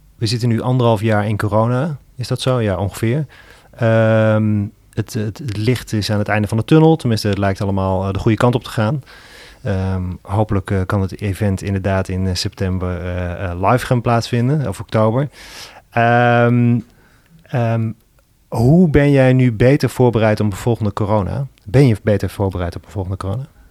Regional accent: Zwolle, Overijssel, Netherlands; now in Breda, Netherlands; ik ben natuurlijk zelf een Zwollenaar. Ik heb hier twintig jaar gewoond

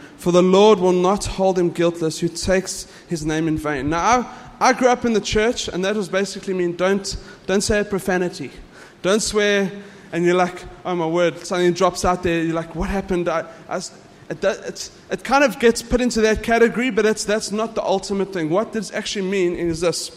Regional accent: South Africa; I'm South African

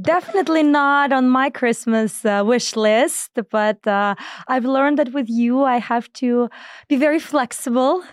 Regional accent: Belarus; moved away; I was born in Belarus, and, um, if anybody knows, uh, anything about it, it's as flat as it could be.

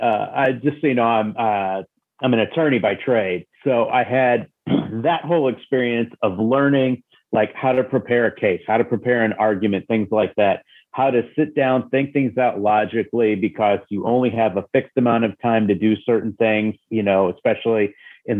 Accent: Jefferson City, Missouri, United States; I grew up in Jefferson City, Missouri, which is the state capital of Missouri.

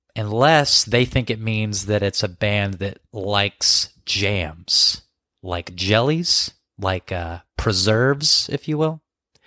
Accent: South Carolina, United States; born or raised there

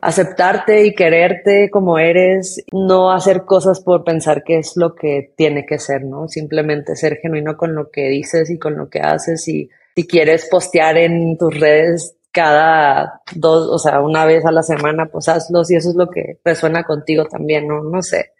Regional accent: Tijuana, Baja California, Mexico; crecí en Tijuana y pues frontera con California

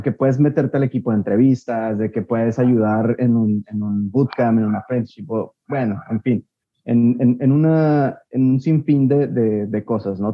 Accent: Guadalajara, Jalisco, Mexico; soy de Guadalajara

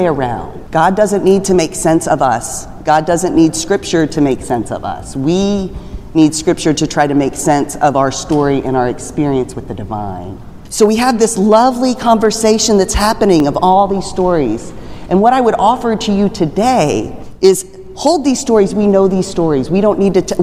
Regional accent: Texas, United States; I grew up in Texas

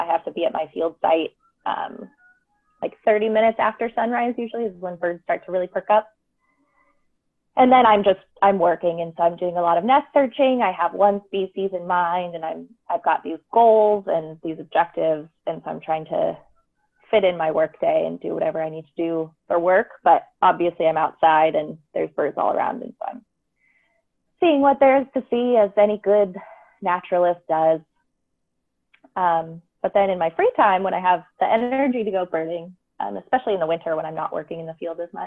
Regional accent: Tacoma, Washington, United States; also born or lived in Olympia, Washington; I'm originally from Tacoma, which is 30 miles north of Olympia. So I'm very, very rooted down here.

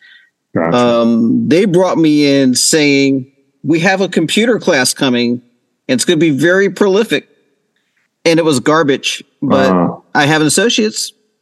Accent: Baltimore, Maryland, United States; moved away as an adult; also born or lived in Davie, Florida; First half of my life, I guess quarter now, was in Baltimore, Maryland. 17 years in Baltimore, and moved to Florida from there.

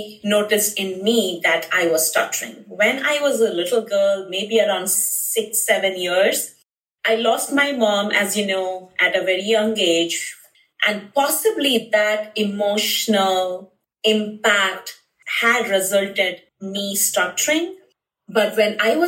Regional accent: Bhubaneswar, Odisha, India; moved away as an adult; now in Phoenix, United States; in India, I was from Bhubaneswar, Odisha, and in my school, you know, I had my friends teasing me.

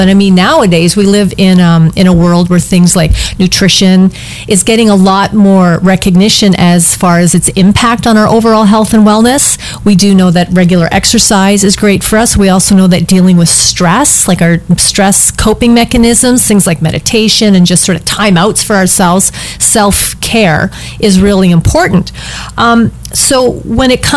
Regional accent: Canada; I'm from Canada

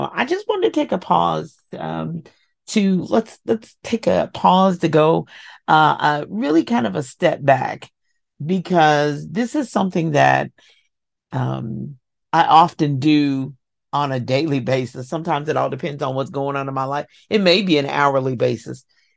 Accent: Kentucky, United States; I'm from Kentucky.

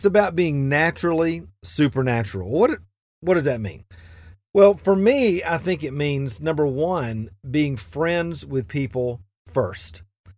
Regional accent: Atlanta, Georgia, United States; now in Asheville, United States; it kind of reminds me of when I moved to Asheville from Atlanta, Georgia. I'd grown up kind of in the Bible Belt, so everybody I knew was a Christian.

